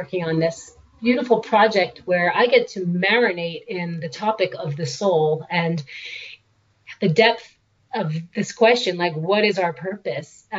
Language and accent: English; New York, United States; moved away as an adult; also born or lived in Boston / California; now in Oregon, United States; I grew up in New York. I went to school in Boston